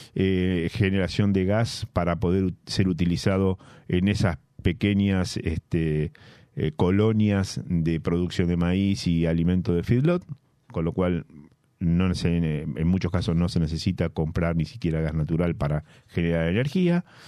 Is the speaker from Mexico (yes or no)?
no; La Plata, Buenos Aires Province, Argentina; yo siendo platense y habiendo nacido en La Plata